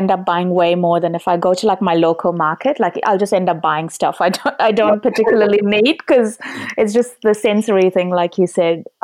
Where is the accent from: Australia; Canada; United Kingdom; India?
India; but I'm Indian